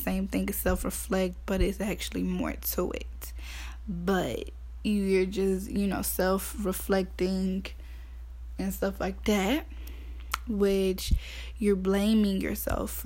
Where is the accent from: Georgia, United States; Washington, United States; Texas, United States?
Georgia, United States; Athens; I'm from Athens, Georgia. Clark County